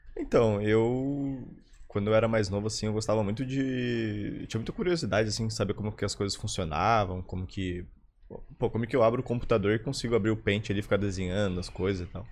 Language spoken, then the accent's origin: Portuguese; Florianópolis, Santa Catarina, Brazil; also born or lived in São Lourenço, Minas Gerais; eu moro aqui em Floripa minha vida inteira, então sou uhum. quase manezinho